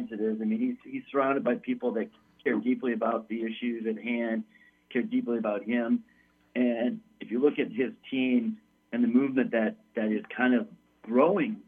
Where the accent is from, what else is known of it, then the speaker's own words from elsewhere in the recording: Flint, Michigan, United States; moved away; I'm originally from Flint, Michigan